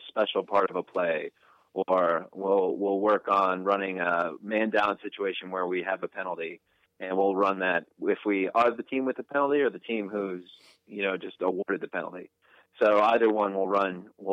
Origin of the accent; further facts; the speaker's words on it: New Jersey, United States; moved away as an adult; also born or lived in Boston; now in North Carolina, United States; I'm from New Jersey